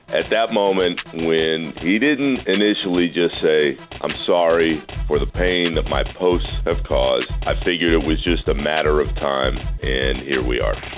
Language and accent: English; California, United States; I grew up in California